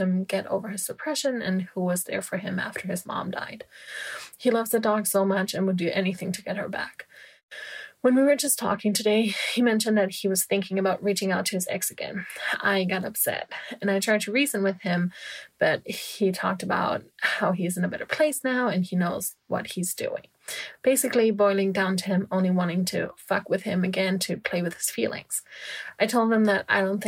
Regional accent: Germany; moved away as an adult; also born or lived in California; my home country, Germany

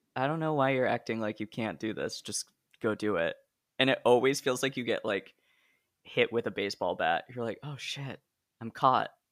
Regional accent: Hillsboro, Oregon, United States; I'm from Hillsboro.

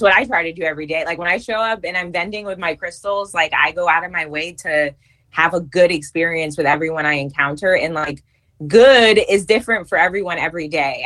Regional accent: New York, United States; moved away as an adult; also born or lived in California; now in Virginia, United States; I am originally from New York

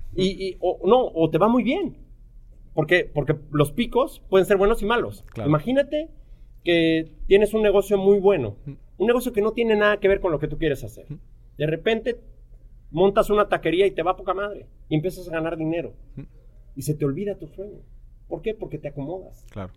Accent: Mexico City, Mexico; moved away as an adult; also born or lived in Vancouver; Yo, soy mexicano, nazco en, la Ciudad de México y, y, crezco en uno de los barrios probablemente más peligrosos y, y, de mayor índice de criminalidad en, en, la Ciudad de México

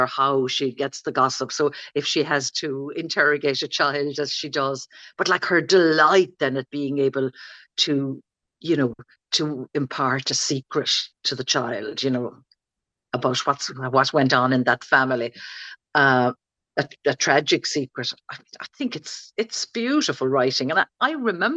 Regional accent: County Limerick, Munster, Ireland; I was from County Limerick. I was living in the country

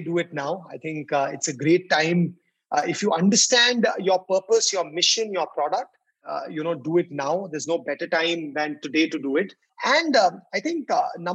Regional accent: Delhi, India; I'm born and brought up in Delhi

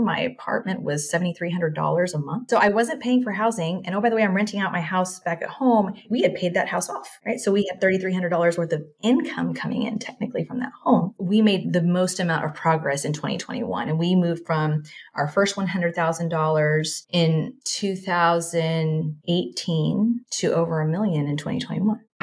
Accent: Texas, United States; moved away as an adult; also born or lived in Singapore; I am originally from Texas, born and raised, Mexican household.

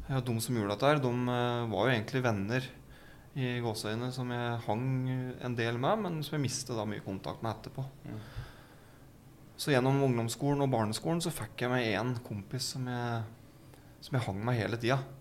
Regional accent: Gjøvik, Innlandet, Norway; jeg er jo fra Gjøvik eh, og Vardal. Bybra. Vokste opp

